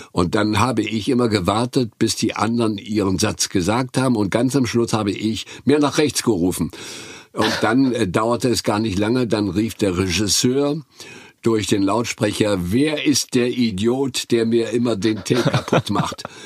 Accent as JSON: {"language": "German", "town": "Güstrow", "region": "Mecklenburg-Vorpommern", "country": "Germany", "tie": "born or raised there", "said": "nach Güstrow in Mecklenburg, wo ich aufgewachsen bin"}